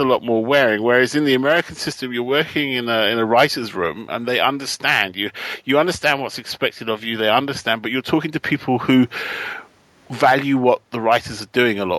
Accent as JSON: {"language": "English", "country": "United Kingdom", "said": "as a British writer"}